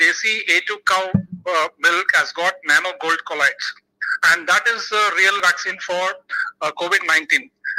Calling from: Bangalore, Karnataka, India; Dr. Shiva, I'm calling from India.

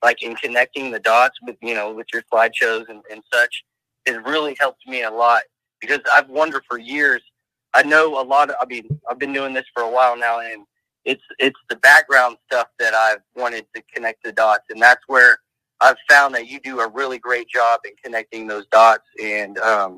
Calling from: Tulsa, Oklahoma, United States; I'm calling from Tulsa, Oklahoma.

